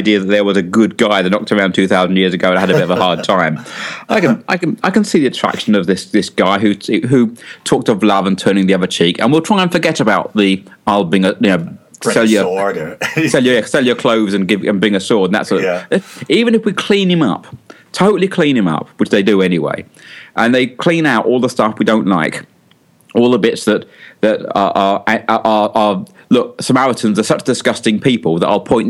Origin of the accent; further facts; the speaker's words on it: London, United Kingdom; also born or lived in North of England; I'm from London. I spent most of my life in the north of England. And you'd say you can't get the Cockney out of the Londoner.